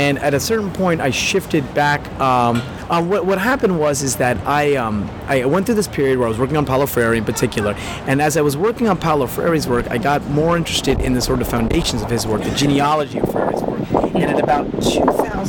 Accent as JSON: {"language": "English", "region": "East Coast", "country": "United States", "said": "I'm from the East Coast"}